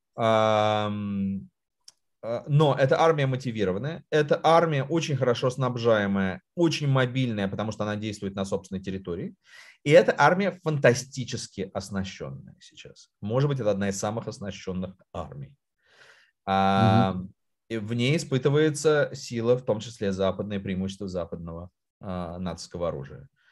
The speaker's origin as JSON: {"language": "Russian", "region": "Moscow", "country": "Russia", "tie": "born or raised there", "said": "я вырос, э, в Москве"}